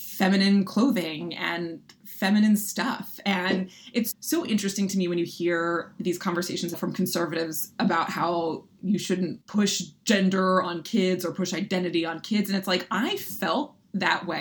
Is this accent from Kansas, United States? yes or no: no; Philadelphia, Pennsylvania, United States; I grew up in Philadelphia, and I feel like an important feature of my identity is just being a Philly kid